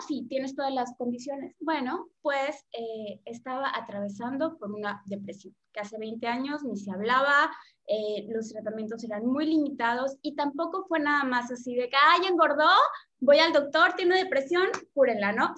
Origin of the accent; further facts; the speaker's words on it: Yucatán, Mexico; soy mexicana del sur, que es Yucatán